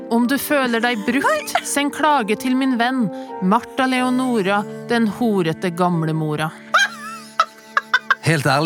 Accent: Levanger, Trøndelag, Norway; Jeg er fra Levanger, en by fullt av anger.

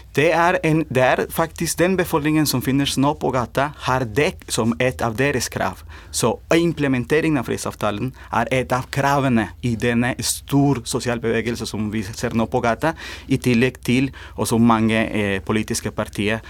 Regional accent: Colombia; now in Norway; jeg kommer også fra, fra Colombia.

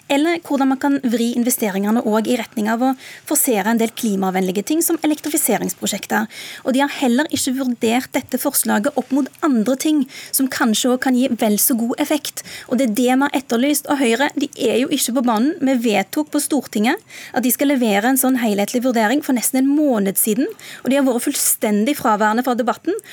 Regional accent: Rogaland, Norway; Hjemme i Rogaland så husker folk fortsatt den forrige oljekrisa.

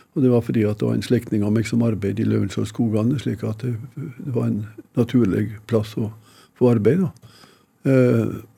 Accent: Odalen, Innlandet, Norway; Jeg huser hjemme i Odalen

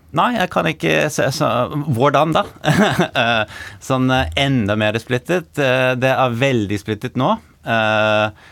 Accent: New York, United States; Norwegian is a second language; moved away as an adult; also born or lived in Norway; now in Oslo, Norway; jeg er amerikaner. Eh, født og oppvokst i New York og flyttet til Norge i 2014

